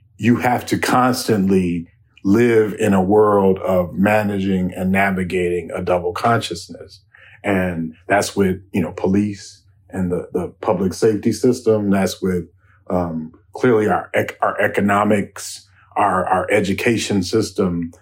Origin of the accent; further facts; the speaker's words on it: Chicago, Illinois, United States; moved away as an adult; now in Minneapolis, United States; I grew up in Chicago where I could, where, where I was growing up, where I grew up in the South Side